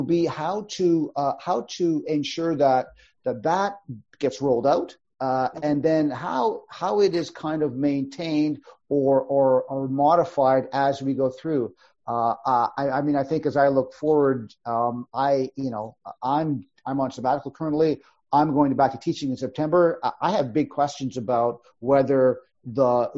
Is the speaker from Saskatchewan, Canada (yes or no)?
no; Yukon, Canada; I come from the Yukon Territory.